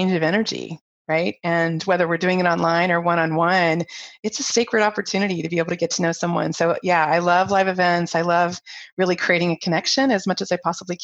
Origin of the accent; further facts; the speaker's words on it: Ohio, United States; moved away as an adult; also born or lived in Taiwan / Japan; I was from Ohio growing up in the cornfields